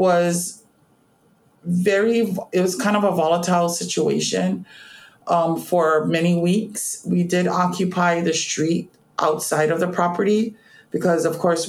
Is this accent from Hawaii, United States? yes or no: yes; Honolulu, Hawaii, United States; I was born and raised on Oahu, particularly in the Honolulu area.